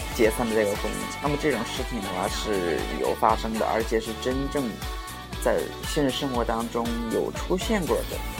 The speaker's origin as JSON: {"language": "Chinese", "country": "China", "tie": "born or raised there", "moved": "yes", "lives_now": "Suzhou, China", "said": "在我们老家的时候，我这么大的时候，都会有一个，我们那边的一个习俗嘛，就叫娃娃亲"}